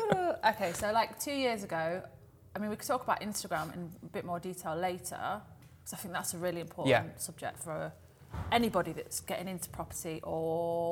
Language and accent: English; Nottingham, East Midlands, United Kingdom; we're both from Nottingham.